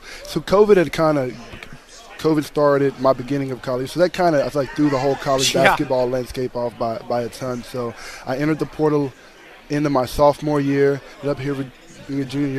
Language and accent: English; North Carolina, United States; moved away as an adult; now in Virginia, United States; growing up in North Carolina. You're in the middle of ACC country